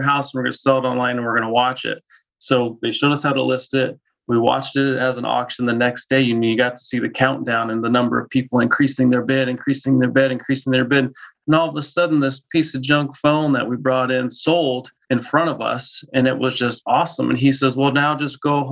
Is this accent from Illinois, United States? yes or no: no; Denver, Colorado, United States; moved away as an adult; now in Spokane, United States; Born and raised in Denver, moved to Spokane about 5 years ago with all my family